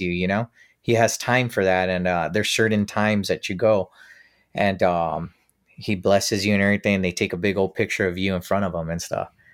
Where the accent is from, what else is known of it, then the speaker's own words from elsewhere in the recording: United States; I come from the States